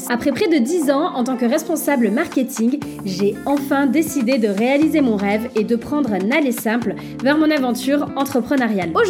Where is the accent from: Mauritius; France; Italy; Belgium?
France; Saint-Jean-de-Luz, Nouvelle-Aquitaine; now in Bordeaux, France; j'ai 35 ans, je suis originaire du Pays Basque, Saint-Jean-de-Luz pour ceux qui connaissent, et je vis à Bordeaux